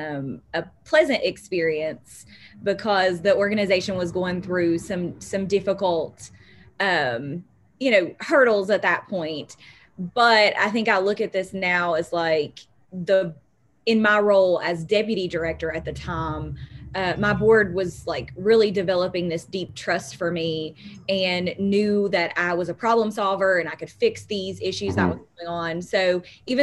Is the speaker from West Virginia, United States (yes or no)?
yes; McDowell County, West Virginia, United States; I was from McDowell County